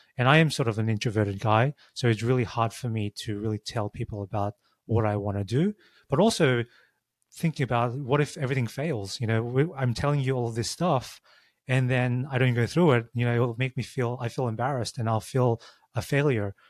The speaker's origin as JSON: {"language": "English", "country": "Australia", "tie": "born or raised there", "also_born_or_lived": "San Francisco", "moved": "as an adult", "said": "I grew up in Australia."}